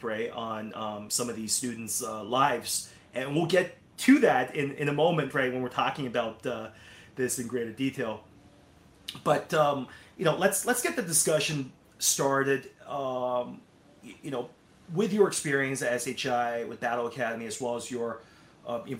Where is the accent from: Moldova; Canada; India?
Canada; I'm Canadian, but when I was in our sort of high school system